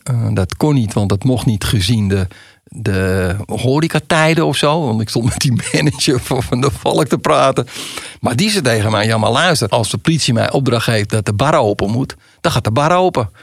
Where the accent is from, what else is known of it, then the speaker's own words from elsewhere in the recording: Amsterdam, North Holland, Netherlands; accent: Amsterdam; ze horen aan je accent, en dat horen ze bij mij, oh dat is een Amsterdammer